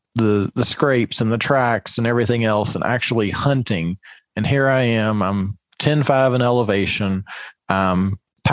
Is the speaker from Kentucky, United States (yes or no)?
yes; Kentucky, United States; I grew up in Kentucky, 600 feet elevation.